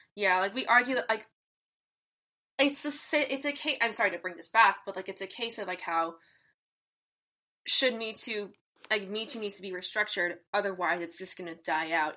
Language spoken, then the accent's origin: English; Greenwich, Connecticut, United States; I am from Greenwich, Connecticut